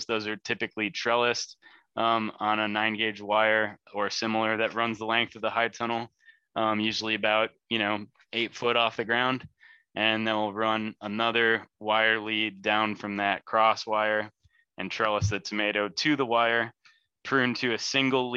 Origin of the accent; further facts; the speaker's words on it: Lake County, Illinois, United States; moved away as an adult; now in central Illinois, United States; I'm from Lake County